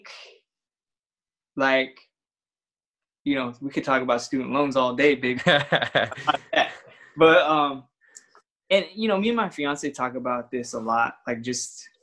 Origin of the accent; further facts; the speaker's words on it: San Bernardino, California, United States; I grew up in San Bernardino